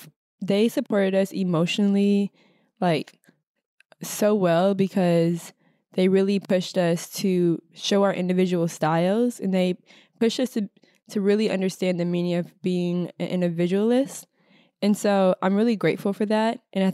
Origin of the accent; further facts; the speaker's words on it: Minnesota, United States; now in New York City, United States; growing up in the Midwest, especially being women of color, and not only just women of color, but being Black women in Minnesota